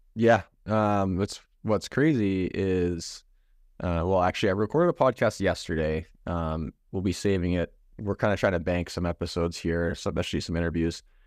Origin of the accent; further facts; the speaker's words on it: Canada; growing up in Canada